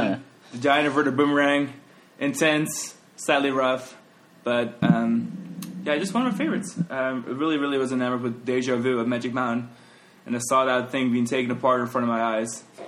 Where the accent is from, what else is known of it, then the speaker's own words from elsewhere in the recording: Netherlands; now in Orlando, United States; I'm from Holland.